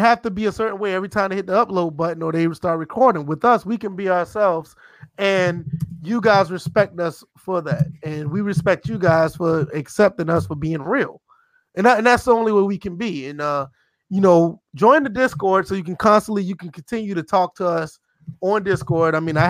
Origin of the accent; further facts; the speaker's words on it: the South, United States; I'm from the South. I mean, for me from the South, we just like good music.